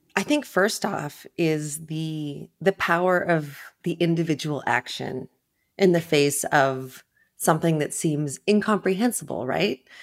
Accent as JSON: {"language": "English", "region": "Ontario", "country": "Canada", "tie": "born or raised there", "also_born_or_lived": "New York", "moved": "yes", "said": "I grew up far inland in Ontario, in Canada"}